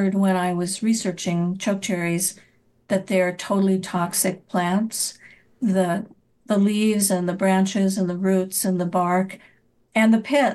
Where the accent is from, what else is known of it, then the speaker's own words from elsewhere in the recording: North Dakota, United States; now in Iowa, United States; where I grew up in North Dakota